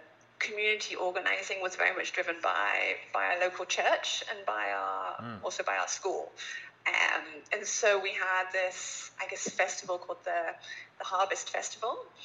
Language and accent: English; Little Staughton, East of England, United Kingdom; maybe you can tell from my accent, but I grew up actually in England, a little rural village